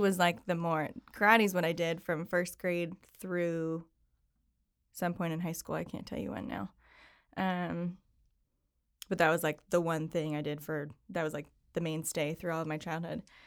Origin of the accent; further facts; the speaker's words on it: Syracuse, New York, United States; I grew up in Syracuse, New York